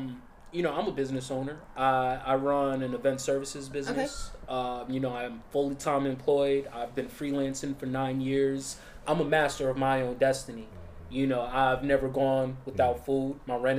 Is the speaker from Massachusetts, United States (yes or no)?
no; Long Island, New York, United States; I'm from Long Island. I ain't from the Bronx. Like, I grew up rich.